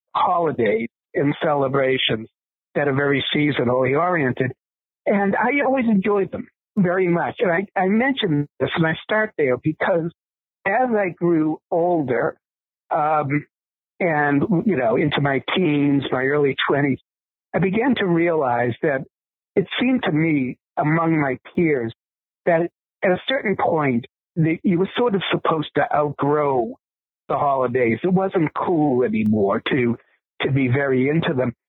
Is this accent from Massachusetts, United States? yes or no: yes; Boston, Massachusetts, United States; I was growing up in Boston, Massachusetts